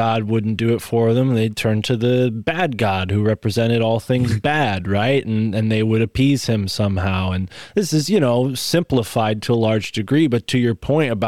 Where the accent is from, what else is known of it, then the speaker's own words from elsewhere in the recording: Connecticut, United States; I go to the Connecticut section and I see that my hometown is there.